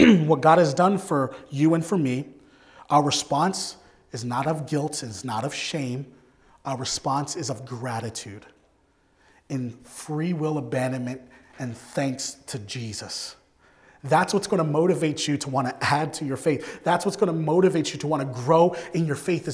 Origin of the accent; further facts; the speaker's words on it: Philadelphia, Pennsylvania, United States; I grew up in Philadelphia.